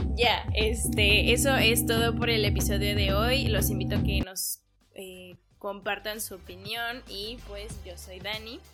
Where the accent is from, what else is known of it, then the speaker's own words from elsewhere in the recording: Mexico; nosotros como mexicanos